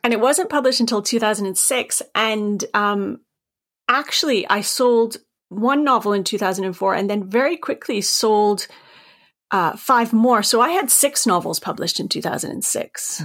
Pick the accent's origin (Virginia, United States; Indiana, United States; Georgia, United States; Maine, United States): Maine, United States; I, am from Maine, as you can tell from my accent.